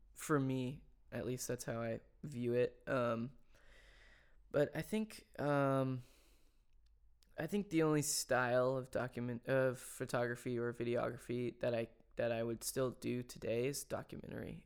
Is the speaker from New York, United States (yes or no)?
no; Franklin, Tennessee, United States; I didn't grow up in, in Nashville. I grew up in Franklin